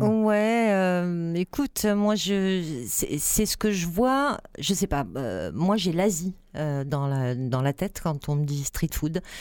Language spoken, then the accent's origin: French; Marseille, Provence-Alpes-Côte d'Azur, France; je suis une Marseillaise qui ne mange pas de pizza